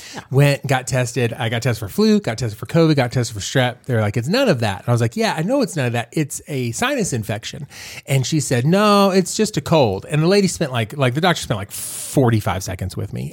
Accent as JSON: {"language": "English", "town": "Fort Worth", "region": "Texas", "country": "United States", "tie": "born or raised there", "said": "I'm from Fort Worth"}